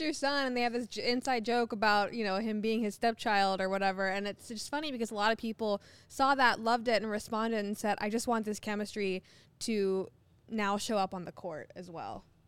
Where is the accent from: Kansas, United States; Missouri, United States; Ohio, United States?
Ohio, United States; I'm from Ohio